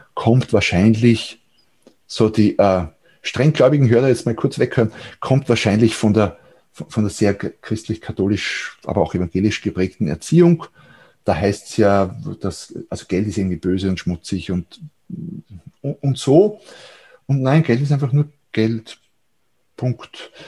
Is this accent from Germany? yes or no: no; Austria; hier bei uns in Österreich